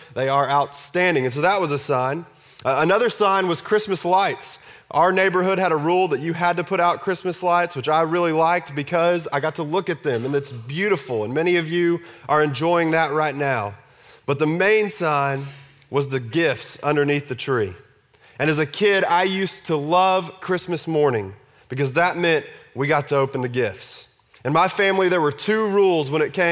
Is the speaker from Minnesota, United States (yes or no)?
no; Texas, United States; I grew up in Texas